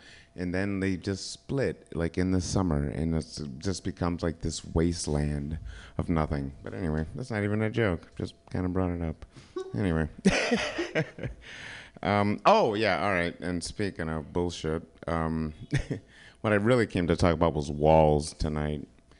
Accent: Kalamazoo, Michigan, United States; I'm from Kalamazoo, Michigan, which is weird because every time I bring it up, people either think it's like Narnia or it's like a real place.

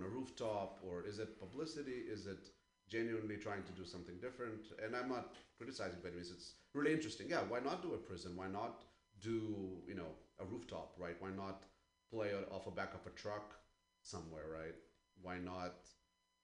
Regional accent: Ukraine; moved away; I'm originally from Ukraine

